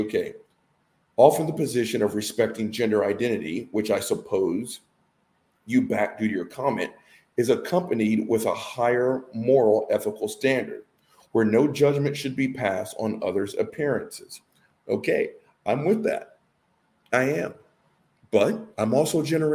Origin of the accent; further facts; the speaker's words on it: the South, Southern United States, United States; I'm a Southerner. I'm 50 years old